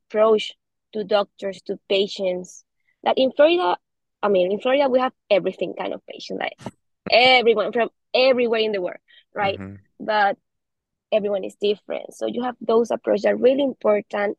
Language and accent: English; Venezuela; English is a second language; moved away as an adult; now in United States; I'm a doctor. I'm from Venezuela, so I'm here studying for myself